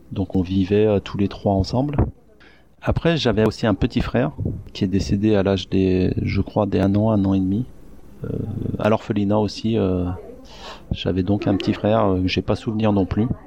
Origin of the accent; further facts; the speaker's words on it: Masan, South Gyeongsang, South Korea; born there; moi, je suis pas né à Koje, je suis né à Mas Masanchi, euh, c'est euh, une ville qui est à une heure d'ici de Goje.